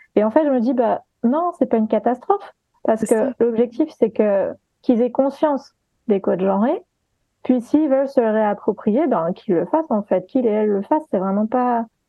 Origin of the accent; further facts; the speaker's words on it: Guadeloupe; moved away; j'ai grandi, j'ai eu une partie de mon enfance en Guadeloupe